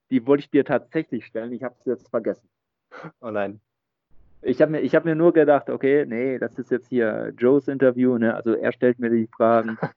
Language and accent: German; Germany; Ich meine, wir als Deutsche, wir sind ja sowieso irgendwie